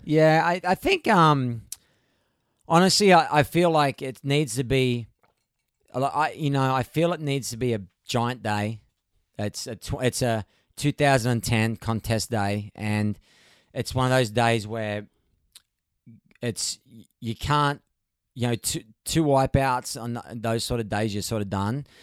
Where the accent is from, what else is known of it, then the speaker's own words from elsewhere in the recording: Gold Coast, Queensland, Australia; moved away as an adult; now in California, United States; I'm from the Gold Coast, it's right-hand point breaks.